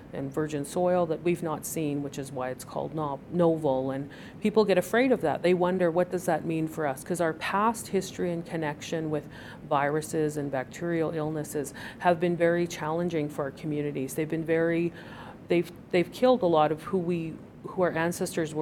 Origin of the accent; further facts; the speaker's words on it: Piikani Nation, southern Alberta, Canada; moved away as an adult; now in Calgary, Canada; I'm from the Piikani Nation in the Blackfoot Confederacy in southern Alberta, and I've lived here in Calgary for about 9 years